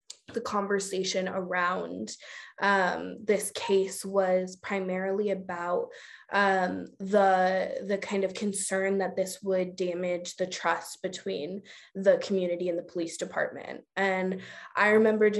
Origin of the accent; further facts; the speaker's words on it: Oakland, California, United States; I was born and raised in Oakland. I still live in Oakland